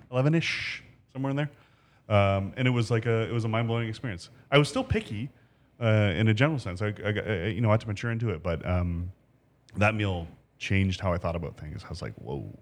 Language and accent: English; Ancaster, Ontario, Canada; I grew up in Ancaster.